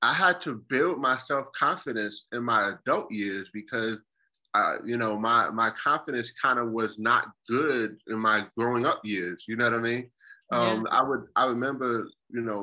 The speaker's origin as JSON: {"language": "English", "town": "Buffalo", "region": "New York", "country": "United States", "tie": "born or raised there", "moved": "as an adult", "lives_now": "South Carolina, United States", "said": "born and raised in Buffalo, New York, most of my years"}